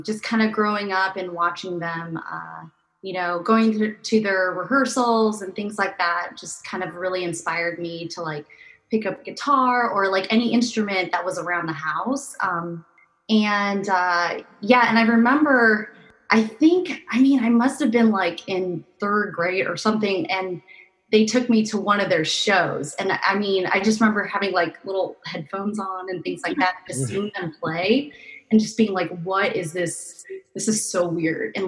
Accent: Seattle, Washington, United States; now in New York, United States; I'm from Seattle

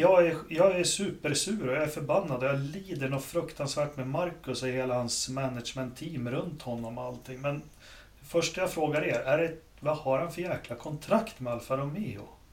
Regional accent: Sweden; jag som svensk racingfans

